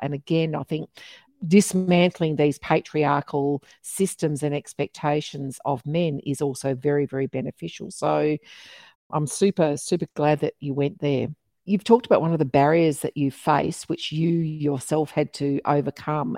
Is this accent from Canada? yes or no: no; Geraldton, Western Australia, Australia; now in Melbourne, Australia; my hometown of Midwest Geraldton in, in Midwest Western Australia